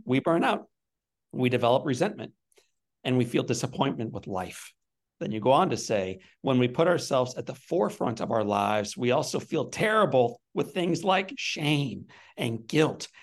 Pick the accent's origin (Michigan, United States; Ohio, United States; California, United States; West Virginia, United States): Ohio, United States; I grew up in Ohio